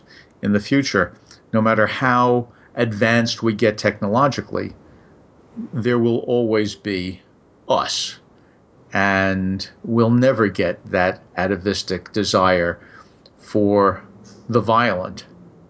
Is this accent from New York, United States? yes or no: yes; New York City, New York, United States; I grew up in New York, and I got to go to Coney Island sort of whenever I felt like it